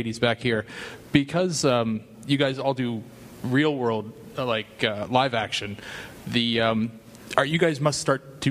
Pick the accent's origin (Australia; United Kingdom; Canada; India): Canada; I'm Canadian